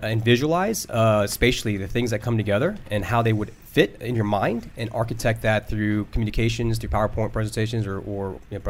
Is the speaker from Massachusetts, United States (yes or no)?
no; Northern Virginia, United States; also born or lived in Philadelphia, Pennsylvania; I was born in Philly, but born and raised in Northern Virginia.